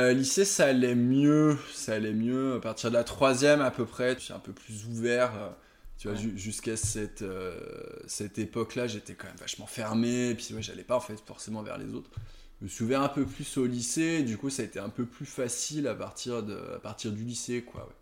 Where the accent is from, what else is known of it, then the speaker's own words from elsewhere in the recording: Aix-les-Bains, Auvergne-Rhône-Alpes, France; also born or lived in Chambéry; je viens de Chambéry, j'ai grandi à, à Aix-les-Bains pendant un certain nombre d'années